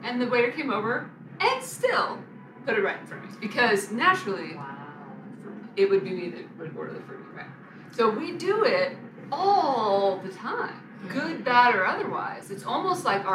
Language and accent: English; Arkansas, United States; I'm from America, I'm from the United States, I'm from Arkansas, child's from Arkansas